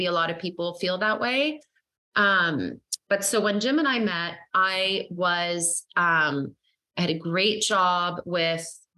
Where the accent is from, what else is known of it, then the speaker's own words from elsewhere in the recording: Sweden; moved away; I'm actually from Sweden originally, and that's where my parents were educated